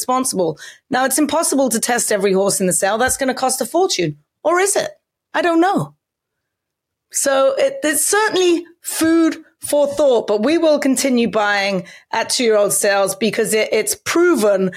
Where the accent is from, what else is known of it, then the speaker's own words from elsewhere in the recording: England, United Kingdom; now in United States; I can remember growing up in England